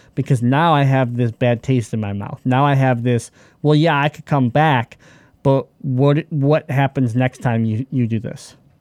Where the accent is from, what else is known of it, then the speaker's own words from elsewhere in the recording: Michigan, United States; we're from Michigan